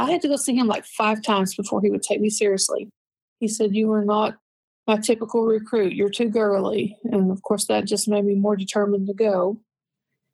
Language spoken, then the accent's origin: English; Lansing, Tennessee, United States; also born or lived in Central California; I was born and raised in East Tennessee. I grew up and lived most of my life in a town called Lansing